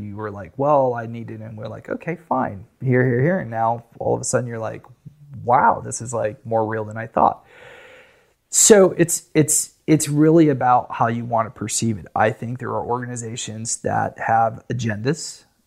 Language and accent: English; United States; I'm American